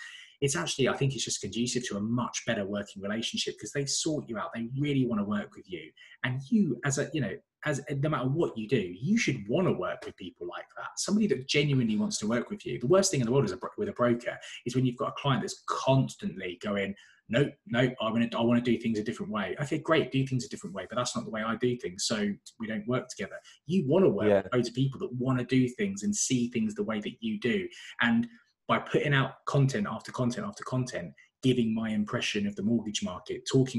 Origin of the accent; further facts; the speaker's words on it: London, United Kingdom; North London. That's why I've said North with an F.